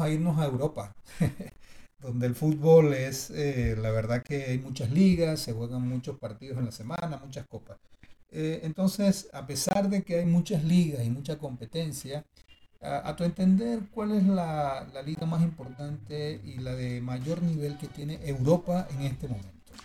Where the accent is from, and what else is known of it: Venezuela